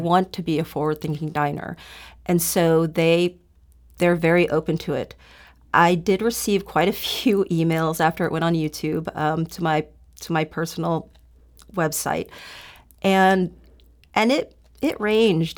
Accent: University City, Missouri, United States; also born or lived in South Korea; I grew up in University City because my parents decided to buy a home there

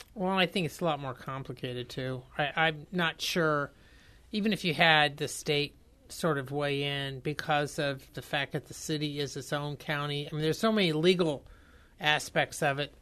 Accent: Indiana, United States; I'm from Indiana

